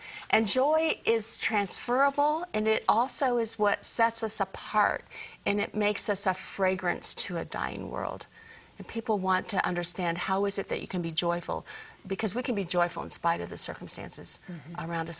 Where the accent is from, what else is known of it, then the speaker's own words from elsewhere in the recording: Southern California, United States; now in Redding, United States; I grew up in Southern California.